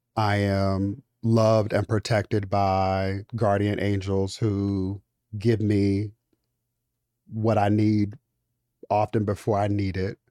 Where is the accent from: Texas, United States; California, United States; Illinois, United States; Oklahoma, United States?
California, United States; Inglewood; I'm from Inglewood, California